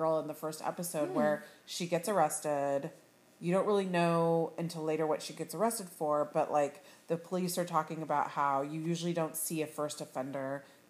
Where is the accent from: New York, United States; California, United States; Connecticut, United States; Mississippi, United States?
California, United States; Sacramento; I am from Sacramento.